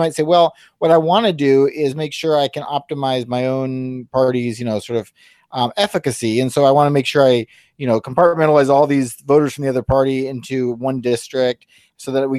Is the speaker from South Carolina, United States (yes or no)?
yes; South Carolina, United States; my home state of South Carolina